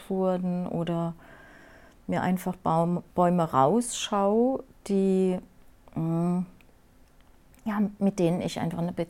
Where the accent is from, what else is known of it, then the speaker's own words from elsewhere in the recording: Rhineland-Palatinate, Germany; ich komme aus dem Pfälzer Wald ne, und ja. Ah. bin aufgewachsen im Wald. Ich bin also ein echtes äh, Wald, ein Waldmensch